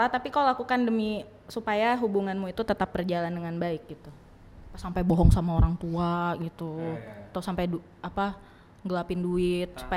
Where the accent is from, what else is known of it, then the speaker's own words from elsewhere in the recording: North Sumatra, Indonesia; apalagi aku Batak dan Siregar gitu